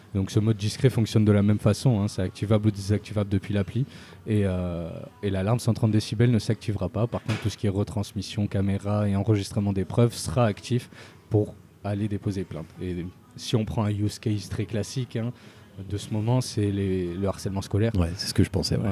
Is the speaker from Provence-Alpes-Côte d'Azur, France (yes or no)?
yes; Marseille, Provence-Alpes-Côte d'Azur, France; j'ai grandi à Marseille une bonne partie de ma vie, pendant toute mon adolescence